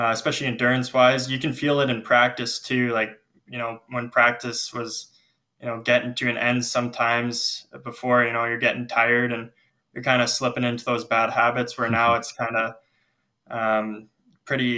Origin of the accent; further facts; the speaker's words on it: Lethbridge, Alberta, Canada; I grew up in Lethbridge